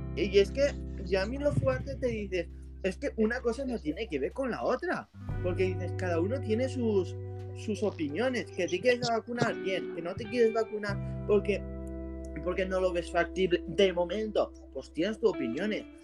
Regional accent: Spain; yo soy de España

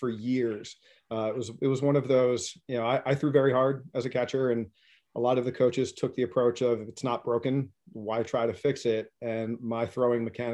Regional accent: Philadelphia suburbs, Pennsylvania, United States; moved away; also born or lived in Hudson, New Hampshire; I grew up actually in the Philly suburbs

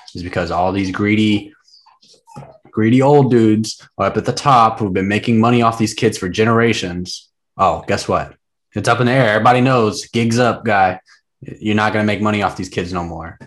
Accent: the South, United States; I grew up in the South, or I didn't grow up in the South. I'm from the South. I have a big South family.

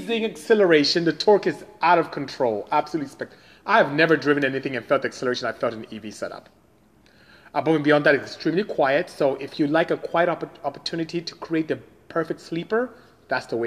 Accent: Nigeria; I am from Nigeria in West Africa

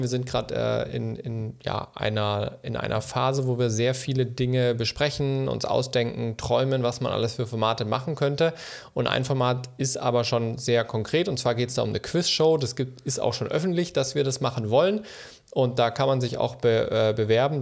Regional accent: Germany; wir als Deutsche

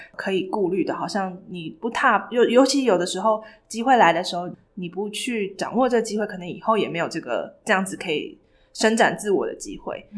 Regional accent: Taiwan; moved away as an adult; also born or lived in United States; 然后只有我一个台湾人

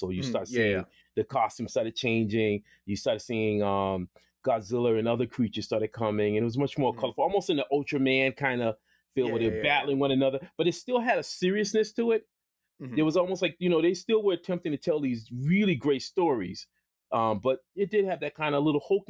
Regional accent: Boston, Massachusetts, United States; I grew up in Boston, by the way, and it was a place called JP, and it was the Projects.

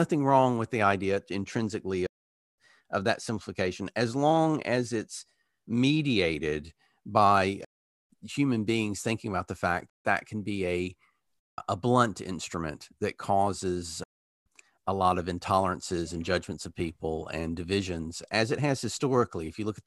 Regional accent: Alabama, United States; moved away as an adult; now in United Kingdom; I grew up in Alabama during anti-segregation busing, then went to the University of Alabama

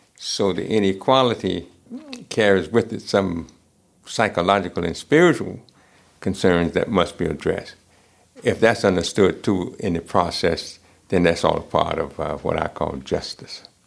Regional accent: United States; I'm African American and I grew up uh, in this country

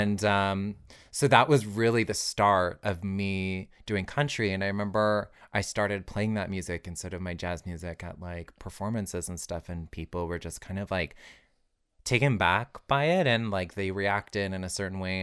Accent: Alberta, Canada; moved away; also born or lived in Toronto; growing up in Alberta was really hard for me.

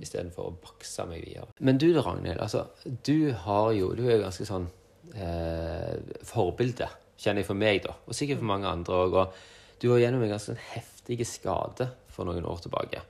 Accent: Sogn, Vestland, Norway; moved away; Der jeg vokste opp i Sogn

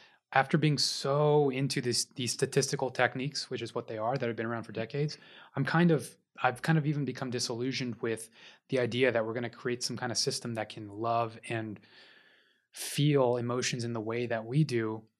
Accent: Houston, Texas, United States; I'm from Houston.

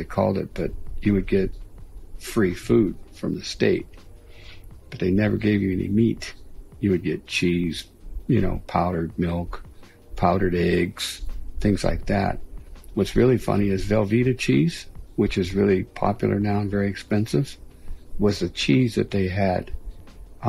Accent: Pittsburgh, Pennsylvania, United States; moved away as an adult; Growing up in Pittsburgh, when you're from the East, and especially like Pittsburgh

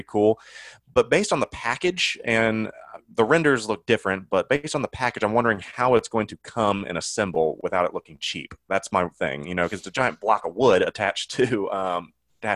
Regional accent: Cincinnati, Ohio, United States; growing up in Cincinnati

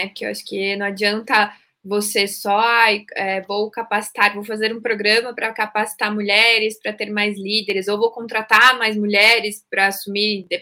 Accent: Curitiba, Paraná, Brazil; now in São Paulo, Brazil; sou de Curitiba, mas atualmente estou morando em São Paulo, é, mudei recentemente para cá.

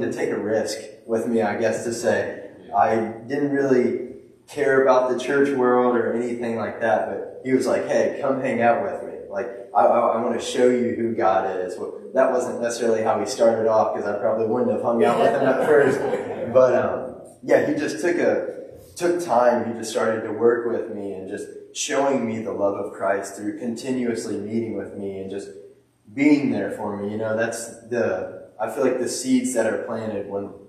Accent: Dayton, Ohio, United States; I'm from Dayton, Ohio

